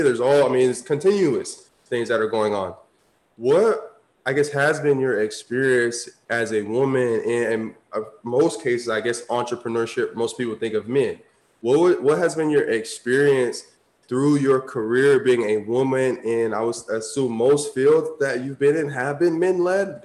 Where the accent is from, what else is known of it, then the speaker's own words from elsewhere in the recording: Tampa, Florida, United States; I grew up like city boy. Like, I'm from Tampa, grew up in the city, suburbs